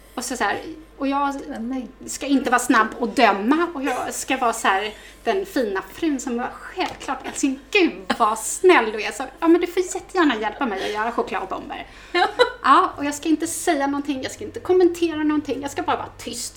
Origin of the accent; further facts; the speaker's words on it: Vaxholm, Stockholm County, Sweden; also born or lived in Solna; jag är ju mm, född och uppväxt ute på eh, Resare, ute på Överbyn, Badviken